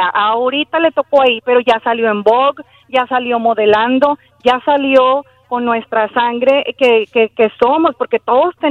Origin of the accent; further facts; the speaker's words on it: Mexico; nuestro México, yo como mexicana somos parte.